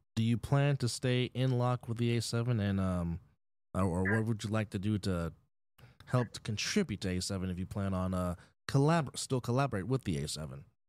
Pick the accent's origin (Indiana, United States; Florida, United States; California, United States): California, United States; Bay Area, Northern; moved away as an adult; now in Las Vegas, United States; I am from the Bay Area, Northern California, born and raised.